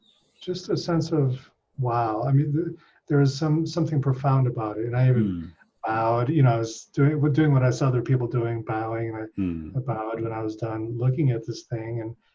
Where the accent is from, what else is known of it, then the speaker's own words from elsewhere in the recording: Philippines; also born or lived in Hong Kong; So I grew up in Asia. I was in the Philippines when that happened, and I was in the Philippines for most of my childhood. Then Hong Kong, and we visited Thailand, Japan.